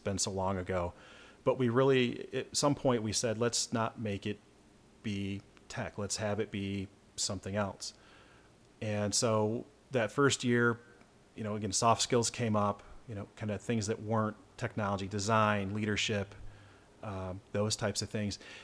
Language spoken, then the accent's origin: English; Michigan, United States; I'm from Michigan